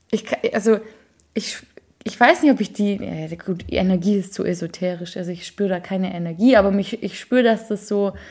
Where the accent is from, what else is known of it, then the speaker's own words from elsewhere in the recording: Berlin, Germany; Ich bin aus